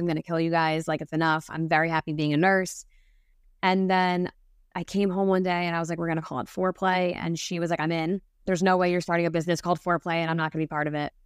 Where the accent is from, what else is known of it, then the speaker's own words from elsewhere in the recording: New Jersey, United States; born and raised in New Jersey